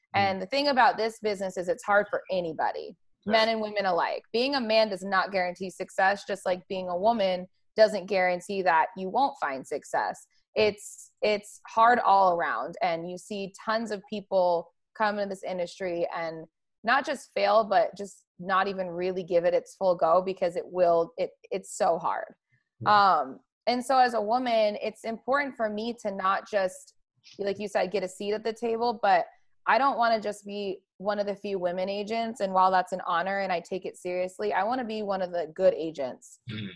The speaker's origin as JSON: {"language": "English", "region": "Arizona", "country": "United States", "tie": "born or raised there", "also_born_or_lived": "California", "moved": "as an adult", "lives_now": "Las Vegas, United States", "said": "I grew up in Arizona, um, spent my whole life out there"}